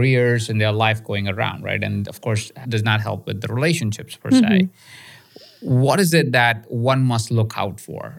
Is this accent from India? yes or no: yes; India; moved away; I was born in India